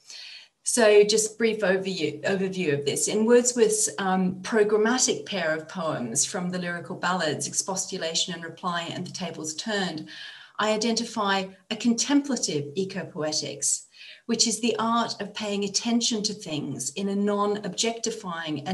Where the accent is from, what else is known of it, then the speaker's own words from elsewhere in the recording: Australia; also born or lived in Bath, England; now in Cologne, Germany; as an Australian myself